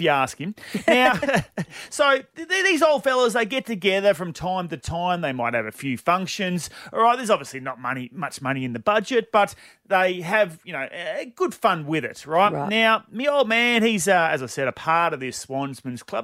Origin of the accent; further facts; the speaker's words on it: Bassendean, Western Australia, Australia; growing up in Bassendean, our family, huge Swan District supporters